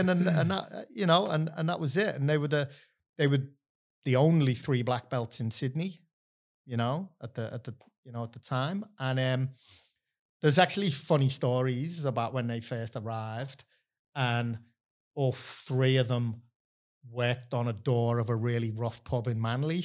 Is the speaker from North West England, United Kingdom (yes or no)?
yes; Liverpool, North West England, United Kingdom; moved away as an adult; now in Australia; grew up in Liverpool in a time when you, you know, like, there was no, there wasn't much work going on